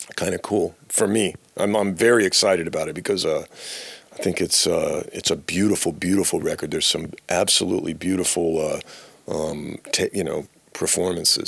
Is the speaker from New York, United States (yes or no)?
yes; New York, United States; moved away as an adult; now in San Diego, United States; I'm from New York, but I moved to California uh, about six years ago to San Diego